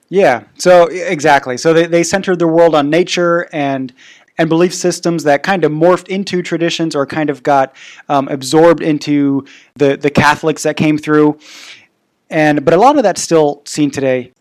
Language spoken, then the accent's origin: English; Bavaria, Germany; now in Prague, Czech Republic; I grew up in Bavaria